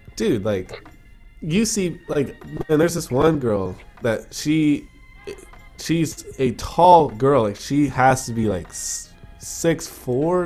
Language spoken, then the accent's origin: English; United States; now in Toronto, Canada; I'm an American citizen